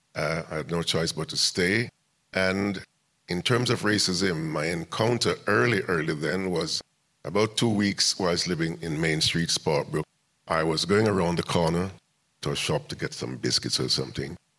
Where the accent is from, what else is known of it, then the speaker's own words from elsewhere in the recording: Kingston, Jamaica; now in Birmingham, United Kingdom; I was born in Kingston, Jamaica.